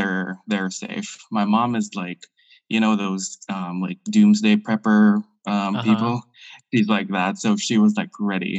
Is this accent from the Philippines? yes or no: yes; Philippines; moved away as an adult; now in London, United Kingdom; I am from the Philippines, and I've moved to the UK 5 years ago. So I'm originally from the Philippines, and I've been living here in the UK for 5 years now.